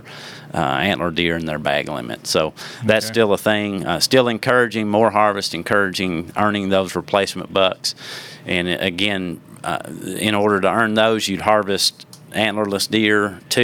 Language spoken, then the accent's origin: English; Watertown, Tennessee, United States; where I grew up in Watertown, Tennessee